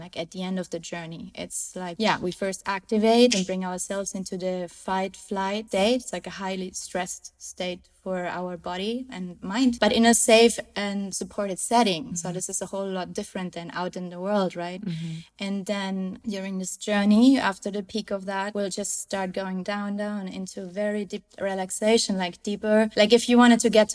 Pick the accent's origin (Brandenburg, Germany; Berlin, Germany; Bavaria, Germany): Bavaria, Germany; close to Munich; now in Cabarete, Dominican Republic; So I was born and raised in Germany, in the south of Germany, close to Munich